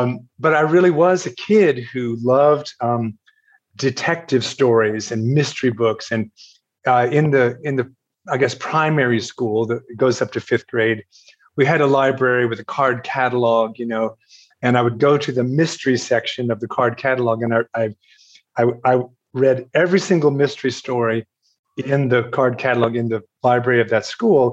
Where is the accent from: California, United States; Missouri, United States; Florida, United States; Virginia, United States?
Virginia, United States; Lynchburg; moved away as an adult; now in Kathmandu, Nepal; I grew up in the United States, in the state of Virginia